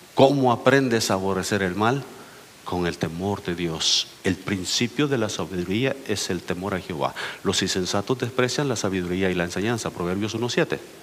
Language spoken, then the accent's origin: Spanish; El Salvador; moved away; vengo del Salvador, donde ya casi nadie se casa, casi todos nomás se juntan.